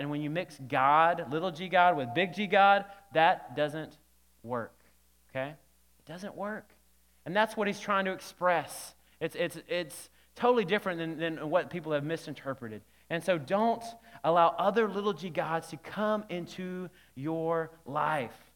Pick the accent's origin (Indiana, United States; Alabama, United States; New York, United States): Alabama, United States; when I was young, growing up in Alabama